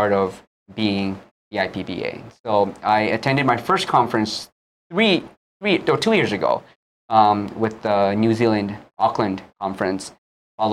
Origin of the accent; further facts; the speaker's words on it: Japan; now in Hawaii, United States; I was born and raised in Japan